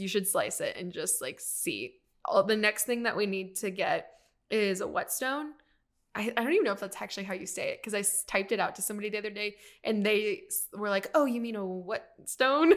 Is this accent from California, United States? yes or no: yes; Riverside, California, United States; moved away; I grew up in Riverside, which is, like, inland and it's, like, an hour away from the beach.